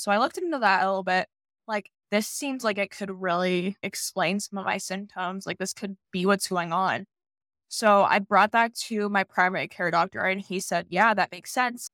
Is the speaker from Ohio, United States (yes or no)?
yes; Dayton, Ohio, United States; I'm from Dayton, Ohio.